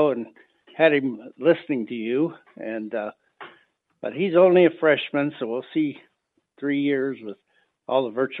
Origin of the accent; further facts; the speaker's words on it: Northeast Ohio, United States; I grew up in Northeast Ohio